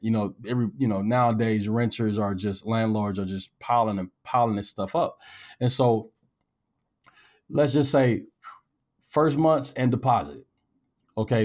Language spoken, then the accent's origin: English; Omaha, Nebraska, United States; I'm from North Omaha